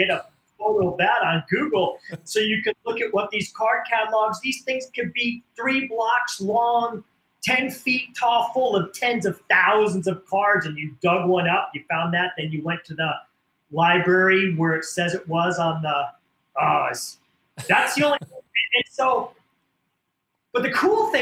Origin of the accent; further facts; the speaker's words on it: Iowa, United States; growing up in Iowa in the Midwest in the 70s, 80s, and 90s